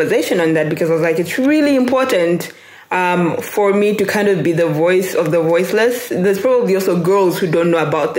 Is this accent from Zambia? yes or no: yes; Lusaka, Lusaka Province, Zambia; also born or lived in Ndola; I was born and raised in Zambia. I was born in Lusaka, then moved to Ndola, then moved back to Lusaka, and that's where I currently reside